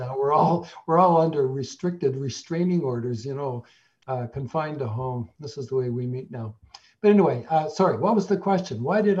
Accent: New Brunswick, Canada; moved away as an adult; also born or lived in Montreal; I came from New Brunswick where like nobody did astrology and nobody taught astrology and nobody practiced it.

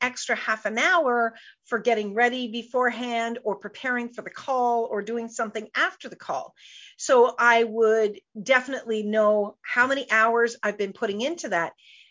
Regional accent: Canada; I'm a Canadian girl

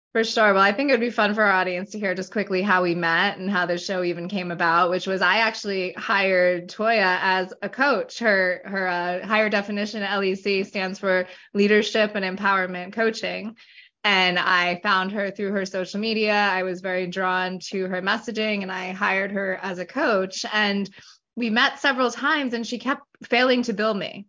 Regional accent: Hempstead, New York, United States; moved away as an adult; now in South Jersey, United States; I'm originally from Hempstead, New York, which is on Long Island, about 10 miles from the Queens border. Um, born and raised there until I was 18, and I moved to uh, South Jersey, where I currently reside.

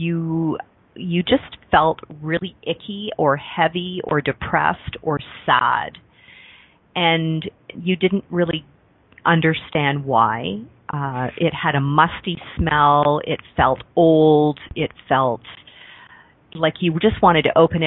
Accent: Mississauga, Ontario, Canada; also born or lived in Toronto; I was born in Toronto, Ontario, Canada, and grew up outside of Toronto. It used to be the country. It was called Mississauga

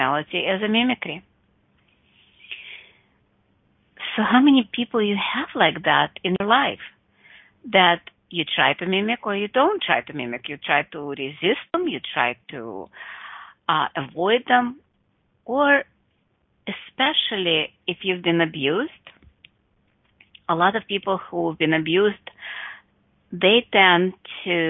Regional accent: Russia; Growing up in Russia with my mom

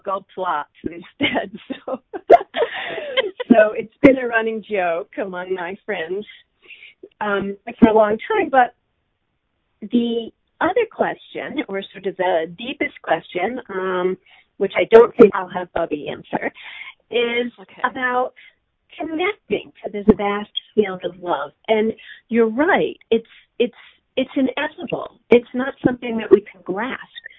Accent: East Coast, United States; I am from the East Coast, and I'm a total East Coast Jew through and through.

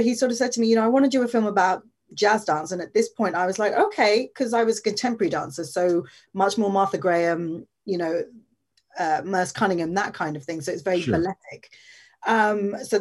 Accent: London, United Kingdom; I was born in London, born and raised in London

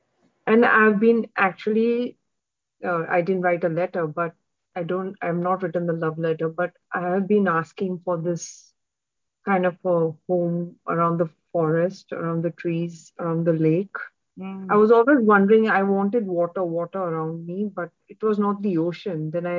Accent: Mumbai, Maharashtra, India; I'm from Mumbai, India.

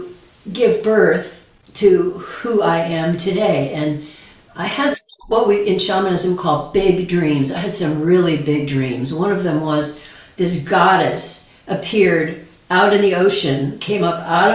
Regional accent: Grand Rapids, Michigan, United States; I was born in Michigan

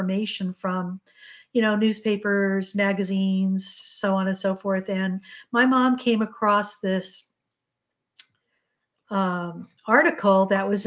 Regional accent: New England, Connecticut, United States; our home in Connecticut. I grew up in New England

